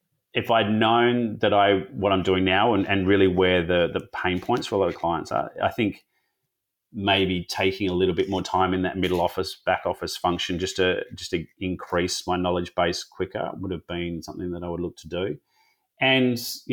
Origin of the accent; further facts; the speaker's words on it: Perth, Western Australia, Australia; also born or lived in Sydney; I'm in Western Australia, so I grew up in Perth